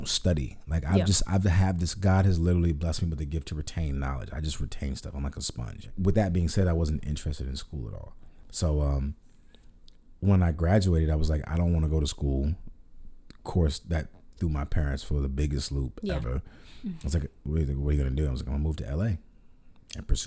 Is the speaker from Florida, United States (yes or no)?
yes; Orlando, Florida, United States; moved away as an adult; now in Los Angeles, United States; I'm from, born and raised in Orlando, Florida